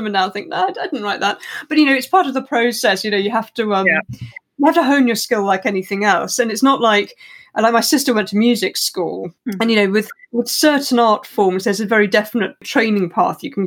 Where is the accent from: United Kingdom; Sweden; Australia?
United Kingdom; West Country, South West England; also born or lived in Cambridge; now in Surrey, United Kingdom; I grew up in the West Country